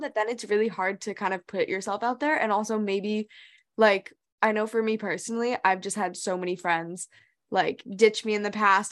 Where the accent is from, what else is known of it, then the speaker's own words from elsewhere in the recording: New Hampshire, United States; also born or lived in Hong Kong; we grew up in New Hampshire, but then we moved to Hong Kong for four years of our lives. So we were there fifth grade and middle school